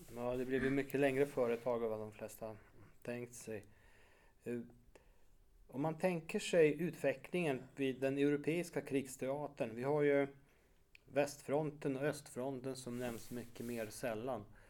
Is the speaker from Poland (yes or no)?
yes; Warsaw, Masovian Voivodeship, Poland; moved away; jag som är född och uppvuxen i Warszawa